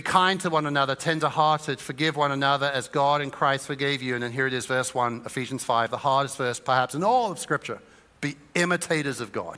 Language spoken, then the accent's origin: English; Suffolk, East of England, United Kingdom; Growing up in Suffolk